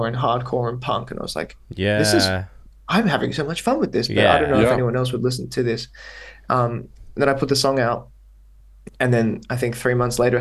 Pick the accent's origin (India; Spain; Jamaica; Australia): Australia; accent: Australian; now in Netherlands; I don't speak with my full-on Australian accent. Yeah. I mean, to be fair, my accent is not like crazy Australian.